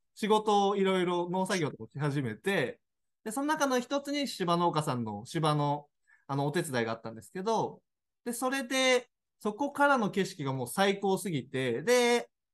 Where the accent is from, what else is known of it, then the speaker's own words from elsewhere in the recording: Tokyo, Japan; moved away as an adult; now in Daisen, Japan; 身は東京なんですよ。